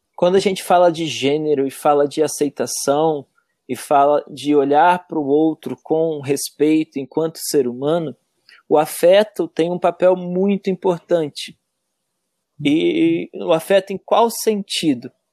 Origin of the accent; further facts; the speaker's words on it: Cachoeiro de Itapemirim, Espírito Santo, Brazil; now in Santa Catarina, Brazil; Eu sou natural lá de Cachoeiro do Tapemirim. E lá, desde muito pequena, já dançava na escola mesmo